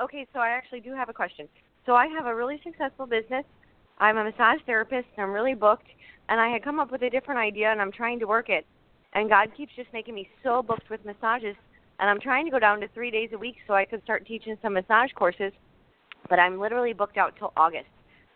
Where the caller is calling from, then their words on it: St. Louis, Missouri, United States; I'm calling from St. Louis, Missouri.